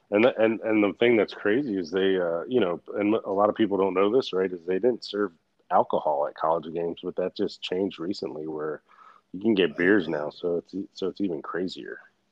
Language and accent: English; the South, United States; But I'm from the South though.